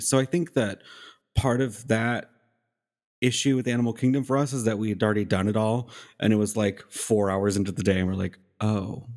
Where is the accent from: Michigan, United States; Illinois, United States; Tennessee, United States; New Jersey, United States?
Tennessee, United States; Nashville; she asked me, "Where are you from?" I said, "Nashville."